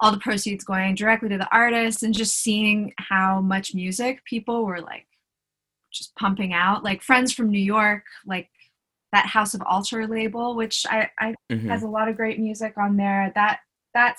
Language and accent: English; Canada; now in Silicon Valley, United States; I'm a musician from Canada originally, but right now I'm living with my in-laws in Silicon Valley